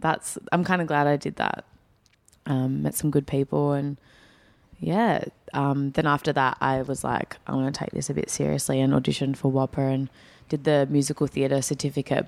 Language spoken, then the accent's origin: English; Perth, Western Australia, Australia; I'm born and bred in Perth, but my family, the background is, uh, from Northern Greece, so Greek Macedonian